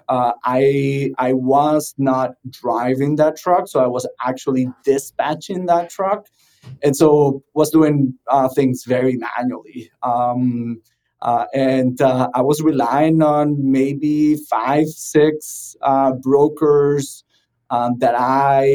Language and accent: English; Venezuela; moved away as an adult; also born or lived in South Florida; now in Miami, United States; I'm originally from Venezuela, started my first trucking company there